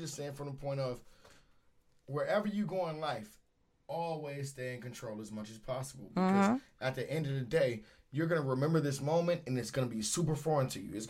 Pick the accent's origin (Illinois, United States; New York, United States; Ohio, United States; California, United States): Ohio, United States; Cleveland; moved away as an adult; I'm from Cleveland, Ohio. I got here when I was 23.